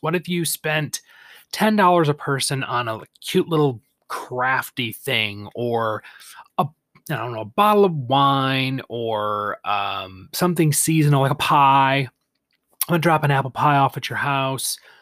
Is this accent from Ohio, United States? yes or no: no; Michigan, United States; Lansing, Michigan, my home state.